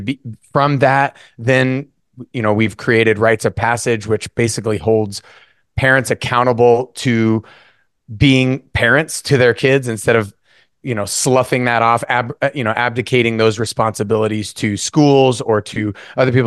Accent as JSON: {"language": "English", "region": "North Idaho", "country": "United States", "tie": "born or raised there", "said": "I was born and raised in North Idaho"}